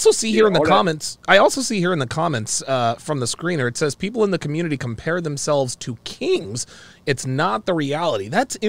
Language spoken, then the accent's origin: English; United States; Like, I am proud to be an American. I love my country.